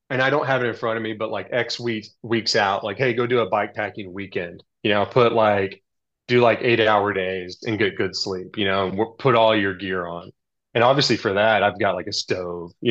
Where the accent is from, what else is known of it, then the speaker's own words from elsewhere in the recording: California, United States; I had two down jackets because I'm from Southern California